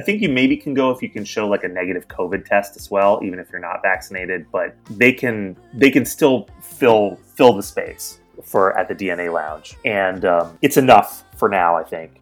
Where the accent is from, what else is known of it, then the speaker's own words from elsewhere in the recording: East Coast, United States; moved away as an adult; also born or lived in New York / Seattle; I grew up on the East Coast, and I moved to Seattle from New York